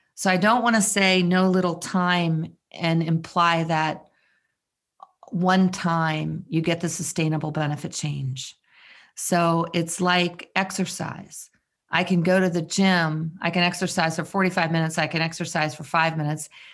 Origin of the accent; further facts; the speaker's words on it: Maryland, United States; I'm from Maryland.